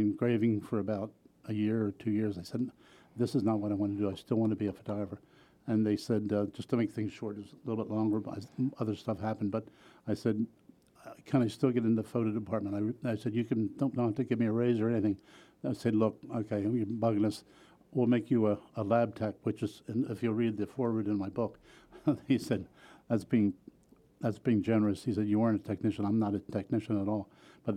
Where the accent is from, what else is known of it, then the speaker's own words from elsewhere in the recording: Wilmington, Delaware, United States; I was born and raised in Wilmington